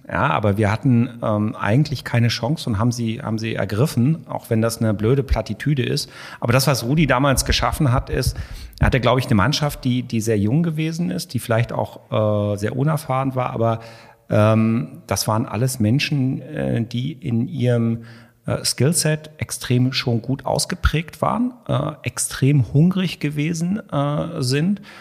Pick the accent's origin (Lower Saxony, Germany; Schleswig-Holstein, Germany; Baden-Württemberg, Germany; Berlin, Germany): Lower Saxony, Germany; Hanover; moved away as an adult; also born or lived in Munich / Hamburg; ich komme aus der Weltstadt Hannover